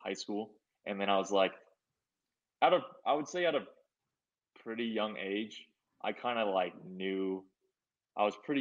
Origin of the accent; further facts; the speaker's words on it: Lake Oswego, Oregon, United States; also born or lived in Changwon, South Korea; I grew up in Lake Oswego